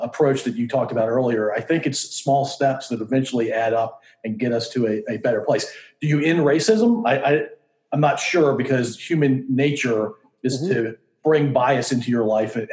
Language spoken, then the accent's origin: English; Virginia, United States; I feel as a guy who's lived in Virginia for 51 years, and so implied in growing up in Virginia